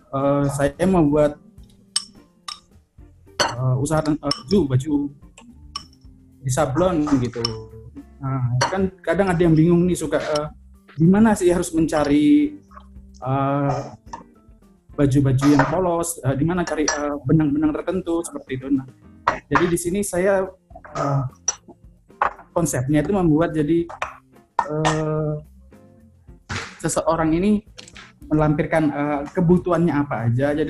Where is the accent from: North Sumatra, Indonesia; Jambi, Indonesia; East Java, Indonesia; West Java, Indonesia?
East Java, Indonesia; Surabaya; now in Jakarta, Indonesia; Ya, uh, saya dari Surabaya uh, sekarang lagi di Jakarta